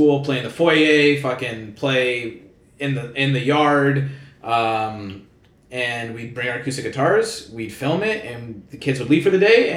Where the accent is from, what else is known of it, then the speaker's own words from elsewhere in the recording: Vaughan, Ontario, Canada; now in Toronto, Canada; We live in the city, but yeah, we're originally from Vaughan